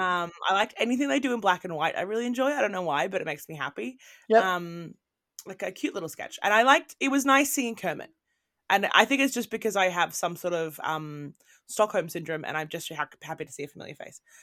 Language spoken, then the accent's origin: English; Australia; moved away as an adult; also born or lived in Britain; now in United Kingdom; I'm from Australia. Now I live in mm. Britain